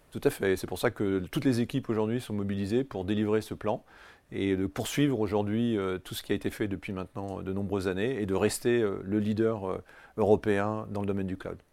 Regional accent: France; je suis très fier en tant que Français

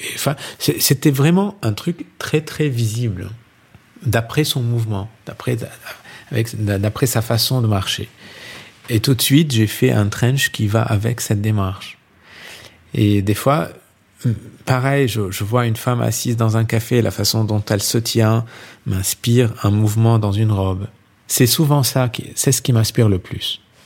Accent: Lebanon; now in France; je suis libanais

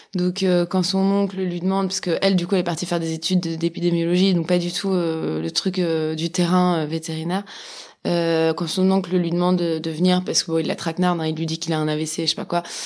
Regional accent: Switzerland; moi, j'ai grandi en Suisse

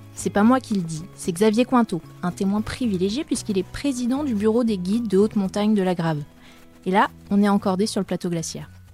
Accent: France; c'est chez nous, en France

